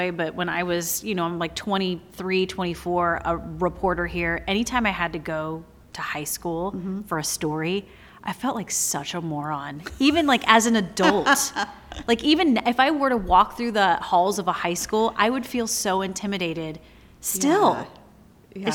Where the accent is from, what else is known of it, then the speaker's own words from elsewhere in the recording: South Carolina, United States; moved away as an adult; now in Medford, United States; I grew up in South Carolina